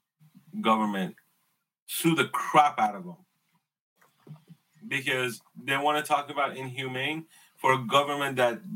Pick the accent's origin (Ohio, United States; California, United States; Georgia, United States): California, United States; Los Angeles; moved away; I grew up in San Fernando Valley.